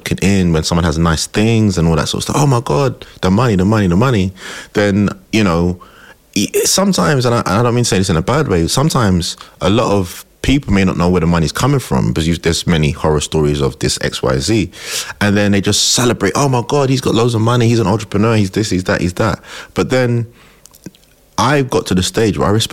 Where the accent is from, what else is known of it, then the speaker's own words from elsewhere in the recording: London, United Kingdom; I grew up in Tottenham